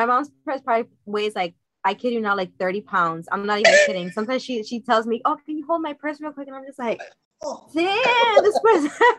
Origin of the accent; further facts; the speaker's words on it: Puerto Rico; I was born in Puerto Rico